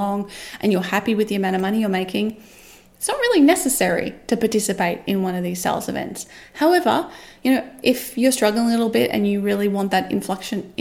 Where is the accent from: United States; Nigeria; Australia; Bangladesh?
Australia; as an Australian